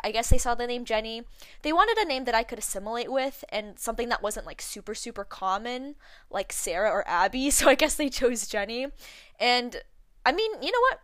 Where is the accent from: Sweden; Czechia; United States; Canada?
Canada; I was born in Canada, I was born and raised here